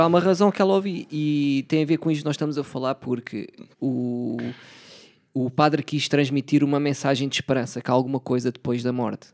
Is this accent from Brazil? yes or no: no; Setúbal, Portugal; also born or lived in Palmela; Nasci lá, yeah. passei grande parte também da minha infância lá